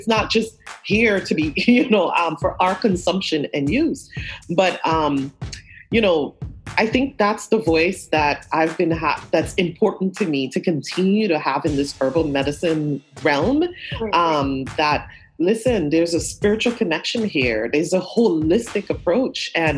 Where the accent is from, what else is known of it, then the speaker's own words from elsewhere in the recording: Brooklyn, New York, United States; I came to New York though at 14, so I do also recognize that I'm from Brooklyn. I feel like so much of who I am has been in this Flatbush neighborhood from the time of arrival in deeply community Caribbean Flatbush neighborhood.